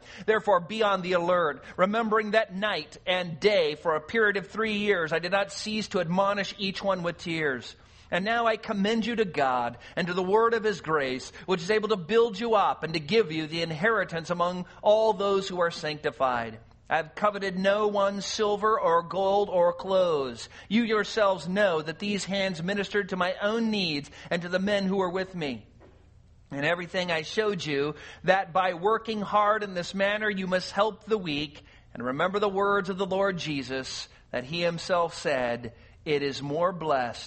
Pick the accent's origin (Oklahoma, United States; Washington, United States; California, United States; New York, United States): California, United States; moved away as an adult; I grew up in California